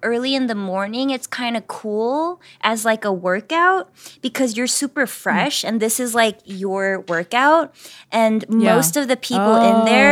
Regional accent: South Korea; also born or lived in Atlanta, United States; now in New York, United States; from when I lived in Atlanta, from when I grew up in Korea

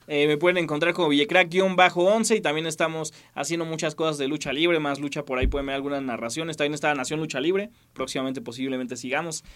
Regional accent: Mexico; como sociedad mexicana

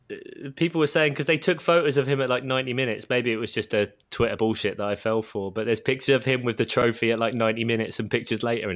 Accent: England, United Kingdom; we're English.

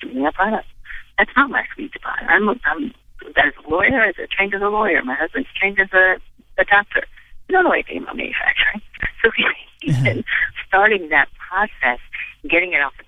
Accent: Midwest, United States; I'm from the Midwest

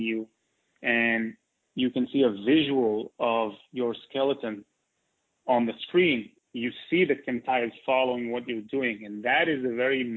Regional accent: Israel; also born or lived in New York; So I grew up in Israel.

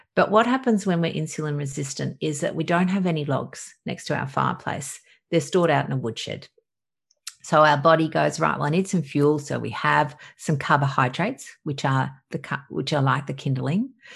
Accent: Australia; obviously from my accent i'm from australia

